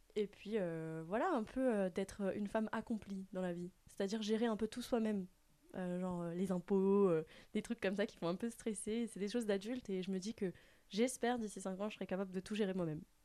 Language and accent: French; Strasbourg, Grand Est, France; moved away as an adult; now in Mulhouse, France; j'ai 22 ans, je viens de Strasbourg